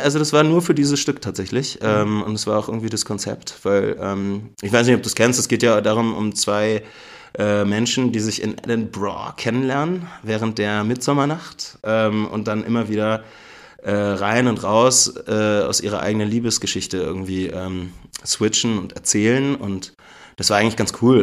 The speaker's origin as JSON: {"language": "German", "region": "Berlin", "country": "Germany", "tie": "born or raised there", "also_born_or_lived": "Ludwigsburg", "moved": "as an adult", "lives_now": "Memmingen, Germany", "said": "Ich komme eigentlich aus Berlin, mhm. bin da geboren und aufgewachsen"}